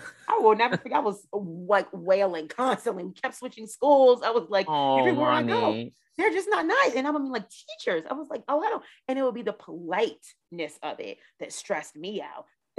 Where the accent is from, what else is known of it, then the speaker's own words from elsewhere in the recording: right outside of DC, Maryland, United States; moved away; also born or lived in Dallas; Where I grew up in Maryland, right outside of DC